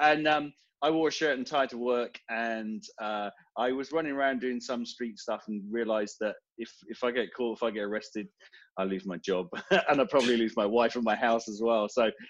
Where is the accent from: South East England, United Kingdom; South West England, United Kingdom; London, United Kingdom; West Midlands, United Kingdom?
South West England, United Kingdom; Devon; moved away as an adult; now in Portsmouth, United Kingdom; Far southwest of the UK, so down in Devon. Sleepy little city down there, but I settled up here about 20-25 years ago, so this is where I call home.